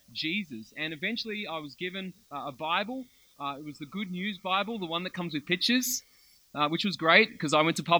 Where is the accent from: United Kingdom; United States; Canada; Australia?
Australia; Melbourne, Victoria; I grew up in Melbourne, lived in Melbourne my whole life